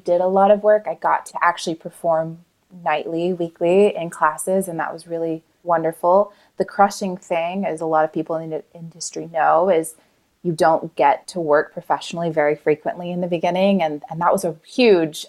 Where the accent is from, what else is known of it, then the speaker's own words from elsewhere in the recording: Tulsa, Oklahoma, United States; now in Los Angeles, United States; I am from Tulsa, Oklahoma